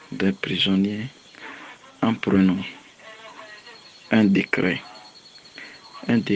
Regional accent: Togo; je suis togolais.

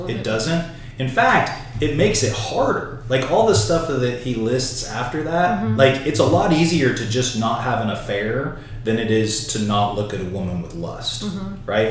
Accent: United States; as a pastor and as an American Christian.

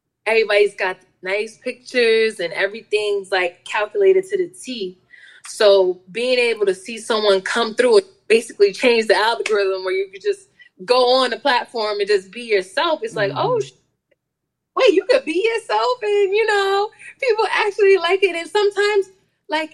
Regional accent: upstate New York, United States; I'm a upstate New Yorker

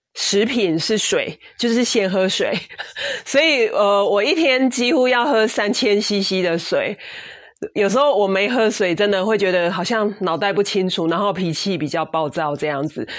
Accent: Taiwan; 所以我们台湾人非常的幸福哦

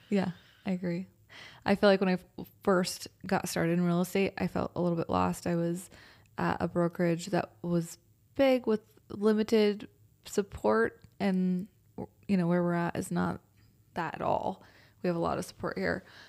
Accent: Spicewood, Texas, United States; also born or lived in Westlake, Austin / Manchaca, Texas / Austin, Texas; I was born off of Cuernavaca, like West Lake area, um, then moved to Spicewood, and I grew up in Spicewood

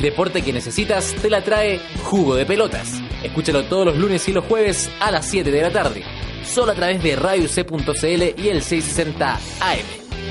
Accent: Chile; nosotros como eh, chilenos del siglo XXI

